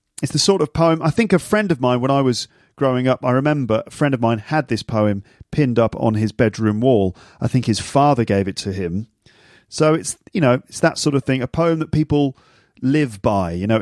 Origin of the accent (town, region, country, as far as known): United Kingdom